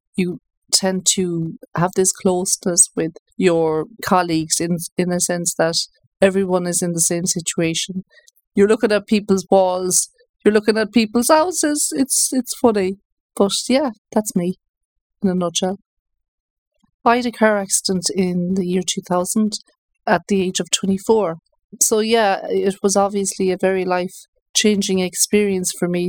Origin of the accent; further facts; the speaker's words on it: Galway, Connacht, Ireland; moved away as an adult; also born or lived in United States; I'm originally from Galway